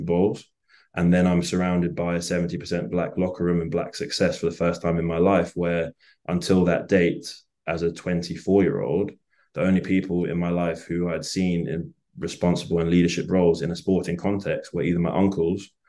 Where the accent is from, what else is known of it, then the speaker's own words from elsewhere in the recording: England, United Kingdom; I'm not African-American, I'm a black English person, and I sound like this is my real voice.